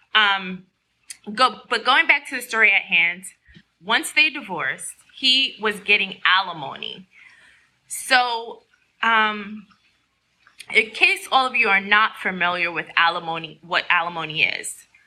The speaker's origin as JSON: {"language": "English", "region": "New York", "country": "United States", "said": "I'm a New Yorker"}